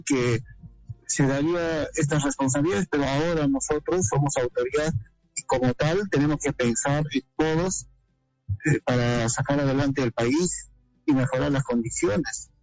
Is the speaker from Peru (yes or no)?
yes; Peru; nuestro país